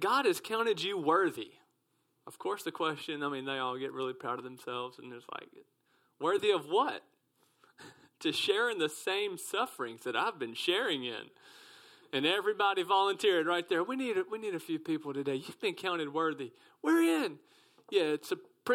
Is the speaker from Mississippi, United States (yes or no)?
yes; South Mississippi, United States; I'm from South Mississippi